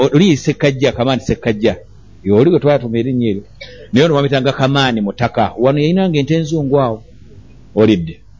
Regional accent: Kampala, Central Region, Uganda; twakula eno yekawempe embogo

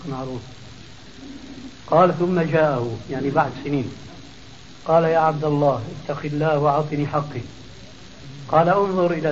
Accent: Damascus Governorate, Syria; يعني الخلو خلو رجل بخلو عندنا بالشام يسموها فرويه

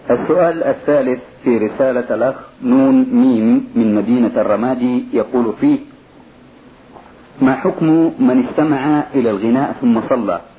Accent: Sudan; هنالك بعض الفقهاء عندنا في السودان نسمي الواحد منهم فقي أي فقيه

